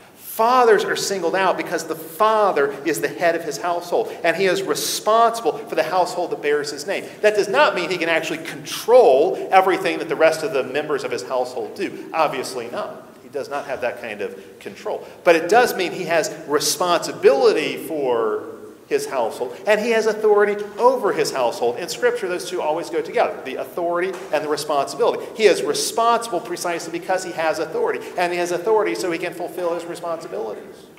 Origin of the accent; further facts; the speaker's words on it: the Bible Belt, United States; growing up in the Bible Belt